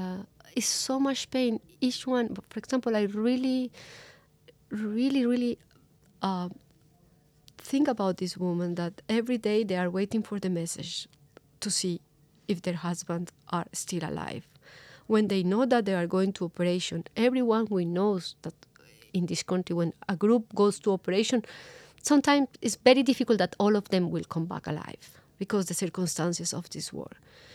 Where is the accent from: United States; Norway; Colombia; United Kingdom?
Colombia; You know, with the comparison, it's totally different, but I grew up in Colombia in the 90s.